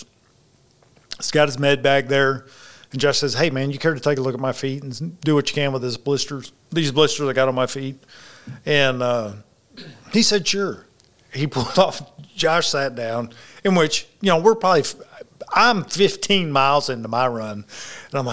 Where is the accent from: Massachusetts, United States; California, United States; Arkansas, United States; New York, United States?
Arkansas, United States; the rice fields of; I'm from the rice fields of Arkansas